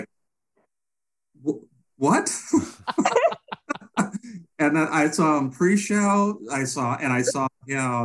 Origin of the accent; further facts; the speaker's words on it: New York, United States; now in Florida, United States; I'm originally from New York